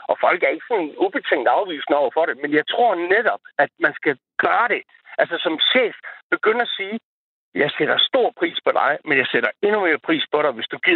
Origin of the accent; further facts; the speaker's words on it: Horsens, Central Denmark Region, Denmark; accent: East Jutlandic; also born or lived in Hundslund; Ja, jeg er egentlig også opvokset i Horsens.